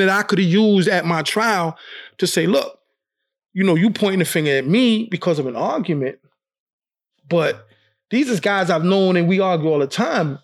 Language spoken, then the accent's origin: English; New York City, New York, United States; I was born and raised in Brooklyn